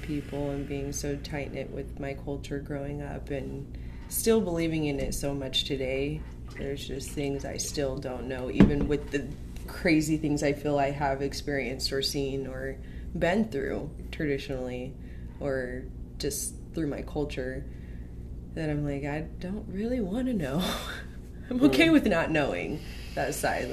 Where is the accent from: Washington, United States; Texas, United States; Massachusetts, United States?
Washington, United States; Wellpinit; moved away; I grew up on the Spokane Indian Reservation, Wellpinit, Washington, a.k.a. Bumfuck Nowhere